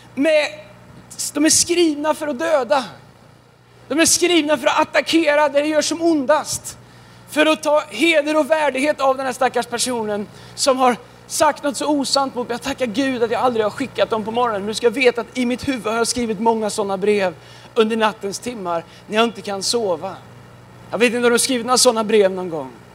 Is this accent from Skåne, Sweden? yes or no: no; Tidaholm, Västra Götaland, Sweden; now in Stockholm, Sweden; jag kommer ifrån eh, Tidaholm. Tidaholm. Fast jag bor i Stockholm.